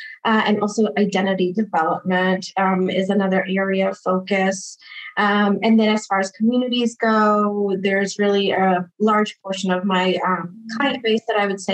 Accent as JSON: {"language": "English", "town": "Boston", "region": "Massachusetts", "country": "United States", "moved": "yes", "lives_now": "Arizona, United States", "said": "I'm originally from Boston, Massachusetts, and now I'm practicing in Arizona. I was born to Brazilian parents"}